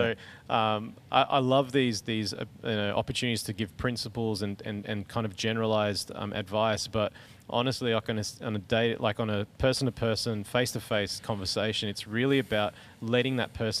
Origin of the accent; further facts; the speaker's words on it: Bougainville, Papua New Guinea; It was in Melbourne, so, you know, and I grew up in Bougainville.